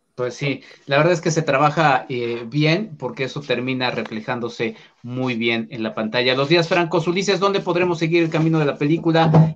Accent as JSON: {"language": "Spanish", "country": "Mexico", "said": "aquí me asumo como mexicano"}